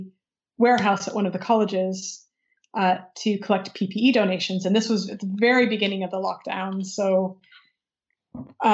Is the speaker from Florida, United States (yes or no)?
no; Michigan, United States; moved away; my home state of Michigan